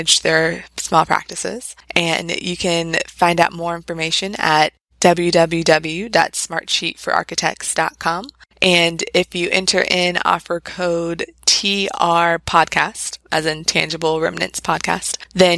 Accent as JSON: {"language": "English", "region": "Virginia", "country": "United States", "moved": "as an adult", "lives_now": "Maryland, United States", "said": "told them I was from Virginia"}